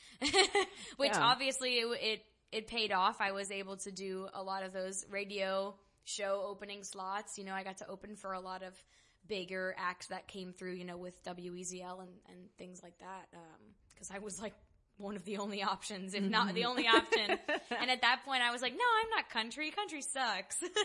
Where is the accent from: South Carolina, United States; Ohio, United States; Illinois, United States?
South Carolina, United States; Charleston; born or raised there; moved away as an adult; now in Nashville, United States